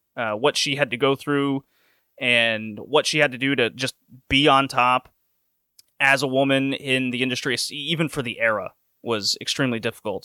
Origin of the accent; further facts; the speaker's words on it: Houston, Texas, United States; also born or lived in Louisiana; I grew up in the South, grew up in Houston